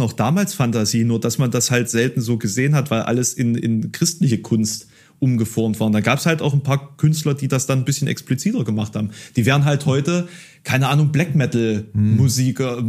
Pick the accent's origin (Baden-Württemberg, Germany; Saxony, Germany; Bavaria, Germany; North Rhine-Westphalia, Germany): Saxony, Germany; Dresden; born or raised there; now in Halle, Germany